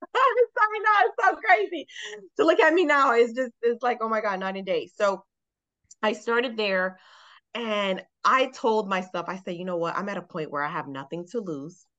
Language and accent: English; Miami, Florida, United States; moved away as an adult; now in Atlanta, United States; I'm from Miami, Florida. And I've been living here in Atlanta now for uh, almost 10 years.